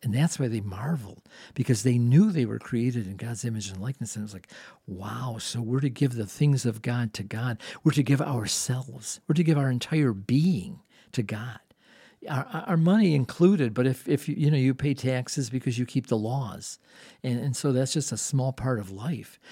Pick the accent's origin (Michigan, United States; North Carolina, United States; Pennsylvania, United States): Michigan, United States; Dearborn; I grew up in Dearborn.